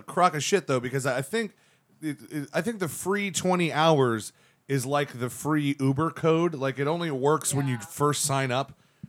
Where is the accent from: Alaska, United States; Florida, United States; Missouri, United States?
Florida, United States; Central; I'm a Virgo from Central Florida.